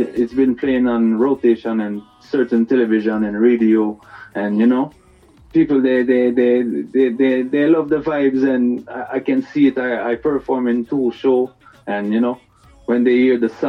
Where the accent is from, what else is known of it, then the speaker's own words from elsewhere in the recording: Montreal, Quebec, Canada; I was born in Montreal, Canada